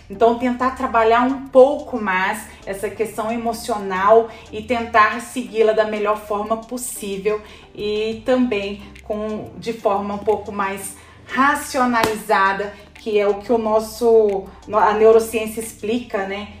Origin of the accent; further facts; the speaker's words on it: Goiás, Brazil; also born or lived in Natal; now in São Paulo, Brazil; eu sou goiana, né? Moro em São Paulo, mas eu sou de Goiás